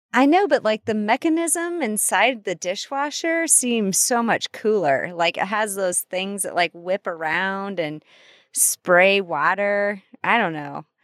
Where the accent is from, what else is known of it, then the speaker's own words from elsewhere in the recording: Iowa, United States; moved away; I'm from Iowa